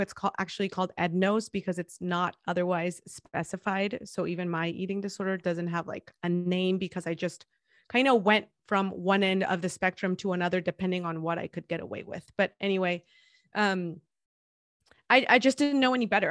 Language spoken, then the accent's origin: English; Guadalajara, Jalisco, Mexico; English is a second language; moved away as an adult; now in San Diego, United States; I'm thirty-four years old, and I was born and raised in Guadalajara, Jalisco